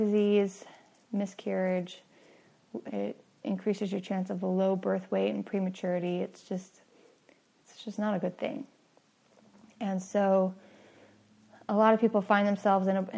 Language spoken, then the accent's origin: English; San Francisco Bay Area, California, United States; I grew up in the San Francisco Bay Area to an atheist family